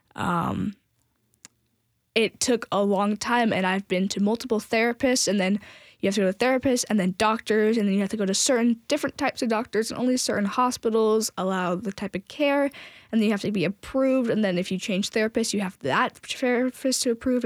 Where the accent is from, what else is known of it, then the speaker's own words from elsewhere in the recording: San Francisco area, California, United States; now in Tennessee, United States; I was raised in California, and so I've been raised kind of in the San Francisco area